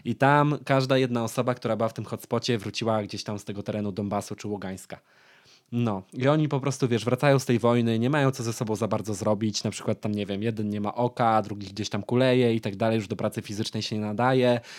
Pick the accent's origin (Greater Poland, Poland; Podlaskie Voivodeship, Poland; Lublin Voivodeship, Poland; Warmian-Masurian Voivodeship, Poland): Lublin Voivodeship, Poland; ja jestem z Lubelszczyzny